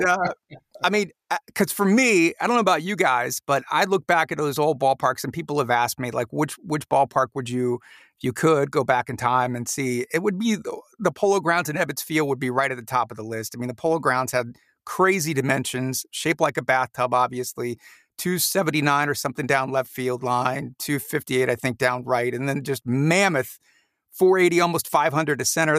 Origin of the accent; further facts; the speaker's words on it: Mansfield, Ohio, United States; also born or lived in Orlando, Florida; after we moved from Orlando, we went back to Ohio where I was born